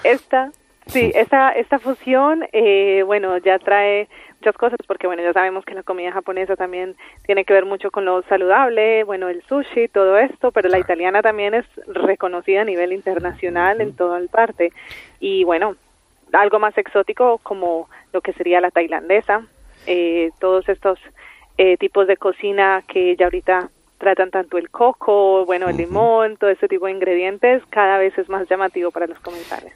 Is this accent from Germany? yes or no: no; Colombia; Yo soy colombiana.